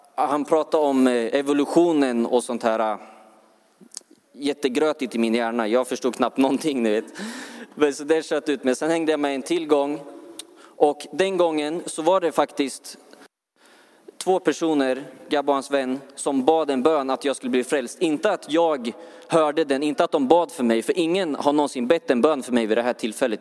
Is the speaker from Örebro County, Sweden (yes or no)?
yes; Örebro, Örebro County, Sweden; jag, jag är från Örebro.